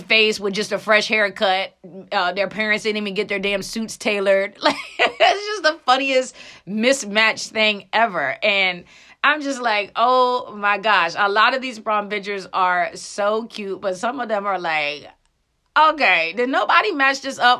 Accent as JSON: {"language": "English", "town": "Frederick", "region": "Maryland", "country": "United States", "tie": "born or raised there", "said": "I grew up in Frederick, Maryland"}